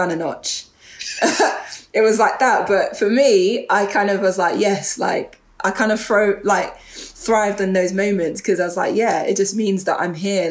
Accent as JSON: {"language": "English", "region": "London", "country": "United Kingdom", "tie": "born or raised there", "said": "I grew up in Northwest London, in Edgware Town, and I grew up on an estate around there called Stonegrove"}